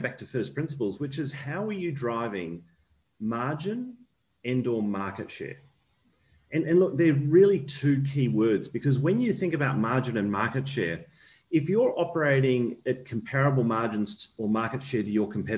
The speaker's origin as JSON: {"language": "English", "country": "Australia", "also_born_or_lived": "New Zealand", "said": "I'm an Australian"}